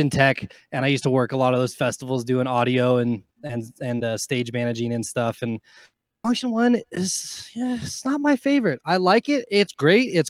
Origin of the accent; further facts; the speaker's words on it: Carson City, Nevada, United States; Yes. Well, Carson City, which is the smaller fucking capital of Nevada.